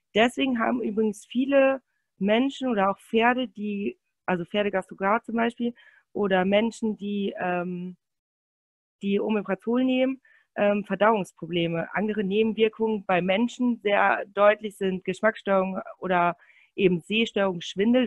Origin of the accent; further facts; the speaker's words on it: Münsterland, North Rhine-Westphalia, Germany; ich komme aus Münsterland